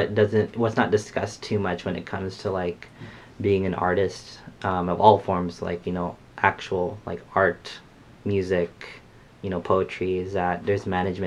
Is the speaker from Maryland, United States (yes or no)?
no; San Jose, California, United States; born and raised in San Jose. I'm a singer-songwriter, and I'm Filipino, full Filipino.